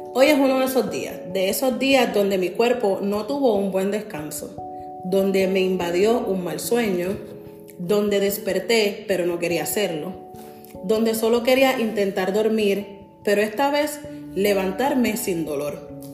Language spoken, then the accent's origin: Spanish; San Juan, Puerto Rico; now in New Jersey, United States; soy de San Juan, Puerto Rico